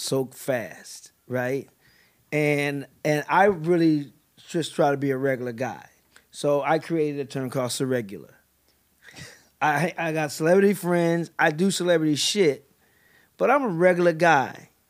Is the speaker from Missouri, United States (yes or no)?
yes; St. Louis, Missouri, United States; moved away; also born or lived in Northern California / New York; I was born in Northern California and my mom packed up six kids and moved to New York and then we moved to Saint Louis and settled in Saint Louis